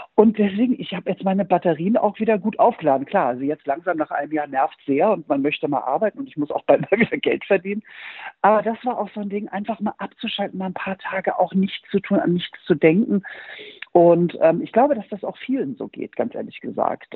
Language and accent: German; Norderstedt, Schleswig-Holstein, Germany; bei uns in Norderstedt bei Hamburg